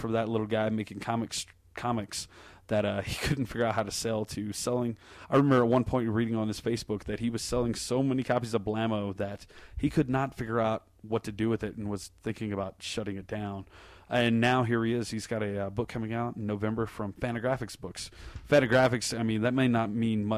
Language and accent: English; Colorado Springs, Colorado, United States; I was from Colorado Springs and that I could bring it back to the hometown of Ted Haggard and Focus on the Family and all that, you know, uptight religious bullshit that surrounds me here in my home